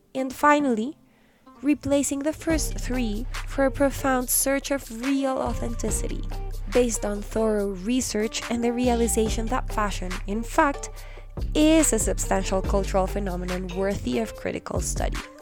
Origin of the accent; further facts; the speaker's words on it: Colombia; my home country of Colombia